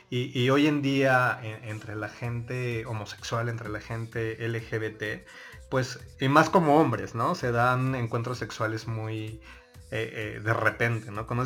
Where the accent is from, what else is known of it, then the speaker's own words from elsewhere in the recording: Mexico City, Mexico; Yo soy del DF. ¿Del DF? ¿De qué delegación? Iztapalapa.